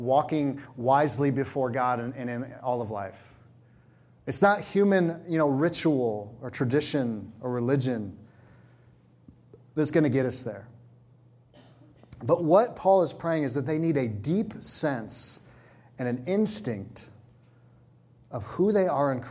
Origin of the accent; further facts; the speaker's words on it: California, United States; I was from California